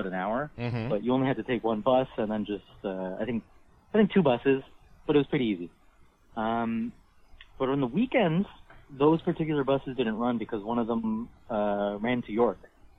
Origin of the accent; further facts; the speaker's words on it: Pickering, Ontario, Canada; I mean, I'm from Pickering, so, like, I don't really know how to use a bus properly. I get it, but, like, I'm no Toronto person, you know?